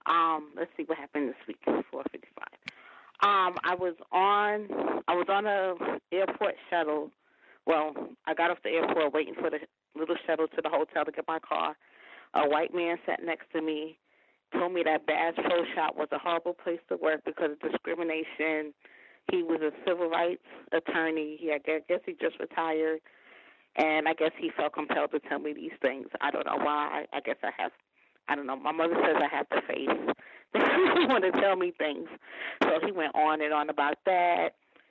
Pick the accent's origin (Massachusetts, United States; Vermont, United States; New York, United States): New York, United States; I said I was originally from New York.